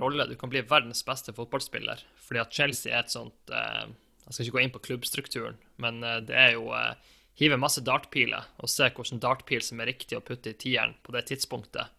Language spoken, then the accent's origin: Norwegian; Tromsø, Troms, Norway; hjembyen min